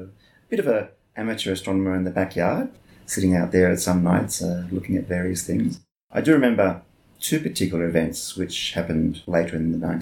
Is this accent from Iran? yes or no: no; Melbourne, Victoria, Australia; I was 11 years old at that time. So that tells you where I'm from. I'm from Melbourne. My parents were living in a place called Wanturna.